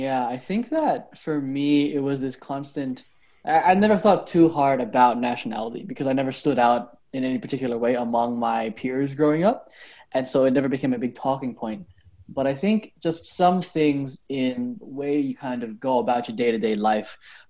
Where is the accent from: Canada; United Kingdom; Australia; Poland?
Australia; Sydney, New South Wales; So I was born in Sydney. Born and raised in Sydney. I spent most of my life here. I go home every now and then to the Philippines because my mom is from Manila and my dad is from General Santos.